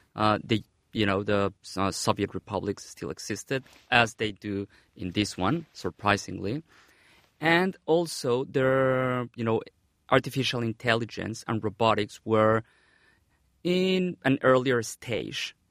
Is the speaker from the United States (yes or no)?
no; Mexico; moved away; back in my home country, Mexico.